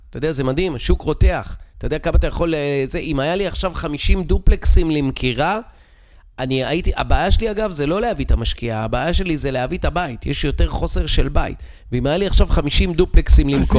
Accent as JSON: {"language": "Hebrew", "country": "Israel", "said": "אנחנו כישראלים"}